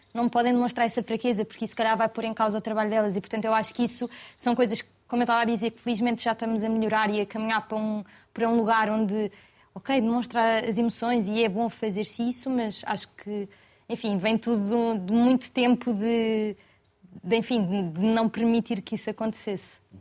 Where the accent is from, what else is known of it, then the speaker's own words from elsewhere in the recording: Cascais, Lisbon, Portugal; De Lisboa, exatamente. nasci em Cascais.